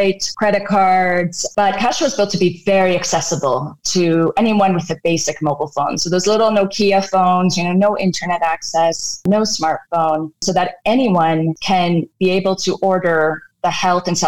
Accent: Canada; moved away as an adult; also born or lived in Redmond, United States; now in Nairobi, Kenya; I grew up in Canada and I have a computer science degree

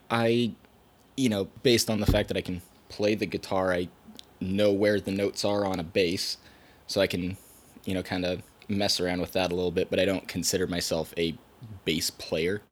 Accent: Hillsboro, Oregon, United States; I grew up in Hillsboro, not too far from here

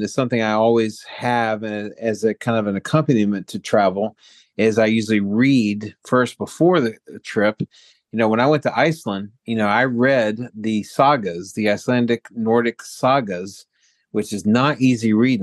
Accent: Baltimore, Maryland, United States; moved away as an adult; now in Lucca, Italy; Baltimore, uh, my hometown

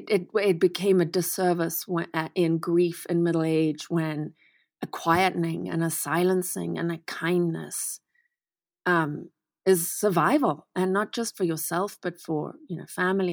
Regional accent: Manicaland, Zimbabwe; So I was raised in the Eastern Highlands of Zimbabwe, and we were in a very racist community

